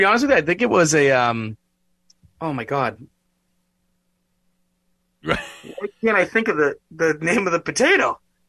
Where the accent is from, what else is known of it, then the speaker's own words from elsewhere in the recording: Boston, Massachusetts, United States; I'm from Boston